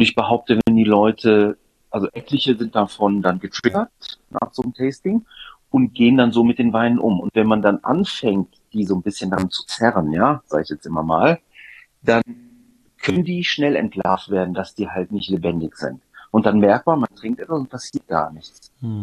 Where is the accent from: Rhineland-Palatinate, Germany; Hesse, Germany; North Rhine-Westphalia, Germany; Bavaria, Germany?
North Rhine-Westphalia, Germany; Düsseldorf; In Düsseldorf aufgewachsen, aber habe griechische Wurzeln